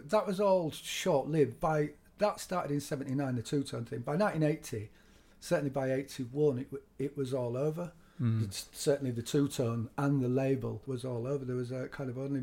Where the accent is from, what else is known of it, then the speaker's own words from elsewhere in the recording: Leeds, Yorkshire and the Humber, United Kingdom; we're from Leeds.